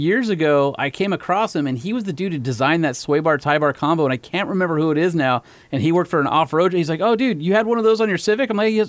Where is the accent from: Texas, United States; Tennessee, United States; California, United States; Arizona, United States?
California, United States; Huntington Beach; where I grew up in Huntington Beach